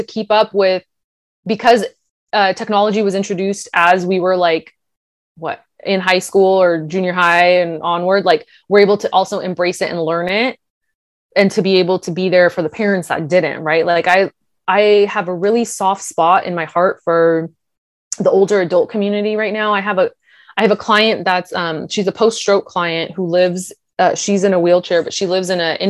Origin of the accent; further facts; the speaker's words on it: India; People, being Indian, people are always like, what? You don't like spicy food? Why? You're Indian.